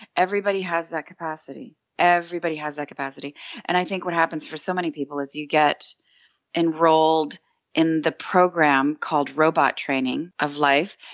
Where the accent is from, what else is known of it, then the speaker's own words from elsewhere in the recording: Canada; I'm Canadian